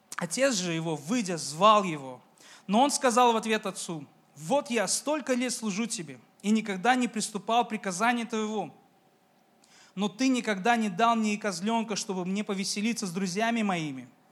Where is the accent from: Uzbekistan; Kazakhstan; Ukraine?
Uzbekistan; я из Узбекистана, я из корейской семьи